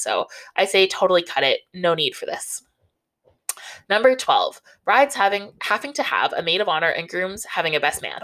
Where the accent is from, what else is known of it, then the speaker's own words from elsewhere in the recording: Southern Ontario, Canada; I grew up in Southern Ontario